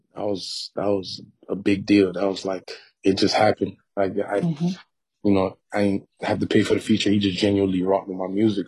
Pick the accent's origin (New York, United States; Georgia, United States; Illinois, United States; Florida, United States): Florida, United States; North Miami; growing up in North Miami